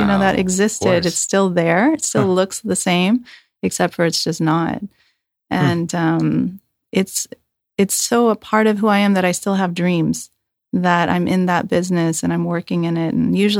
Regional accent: Hayward, California, United States; also born or lived in San Leandro / Fremont; So I was born in Hayward. Okay. I was schooled between Hayward and San Leandro.

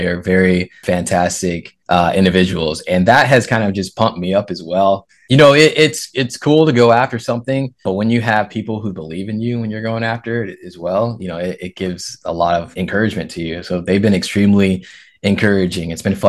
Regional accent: West Coast, United States; like I'm from the West Coast.

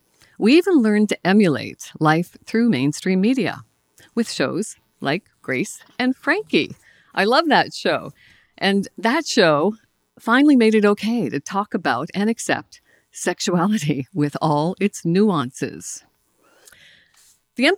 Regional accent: Nova Scotia, Canada; I'm from Cape Breton Island in Nova Scotia.

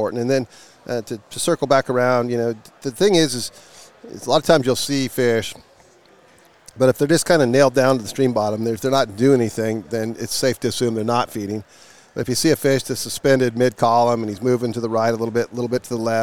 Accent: Littleton, Colorado, United States; Born and raised. I born and raised in Littleton, Colorado

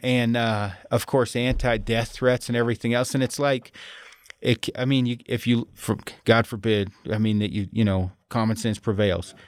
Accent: United States; I'm American

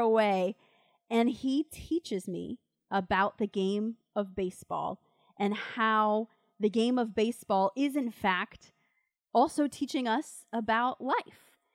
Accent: Winter Haven, Florida, United States; I grew up in a little town, it's about an hour away from Tampa, it's called Winter Haven

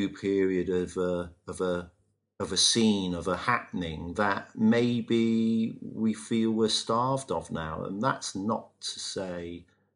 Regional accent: Bristol, South West England, United Kingdom; used to live across the road from me when we were kids growing up in Avonmouth.

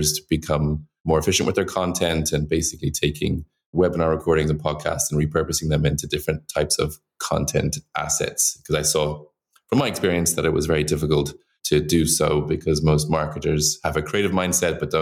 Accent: Dublin, Leinster, Ireland; moved away as an adult; also born or lived in Shanghai, China; now in New York, United States; I'm from Dublin, Ireland

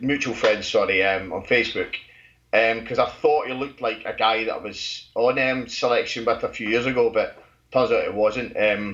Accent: just outside Glasgow, Scotland, United Kingdom; now in Colchester, United Kingdom; I'm from Scotland, just outside Glasgow.

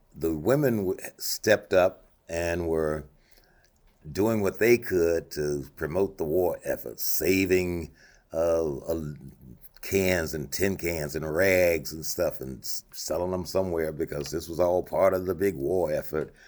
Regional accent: Monroe, Louisiana, United States; moved away as an adult; now in Anchorage, United States; I grew up in Louisiana

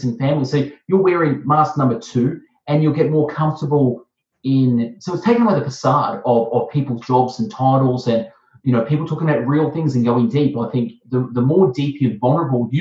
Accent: Melbourne, Victoria, Australia; accent: Aussie; I'm from Melbourne, Australia. I'm Australian. I have an Aussie accent

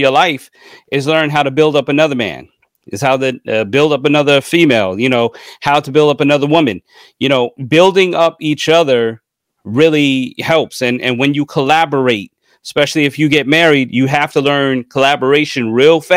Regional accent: United States; I'm from New York, New Jersey

